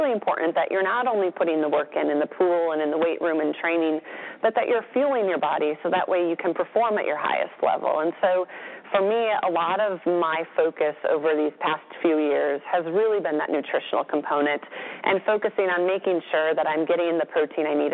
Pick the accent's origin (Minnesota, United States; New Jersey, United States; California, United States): Minnesota, United States; We had a milkman growing up in Minnesota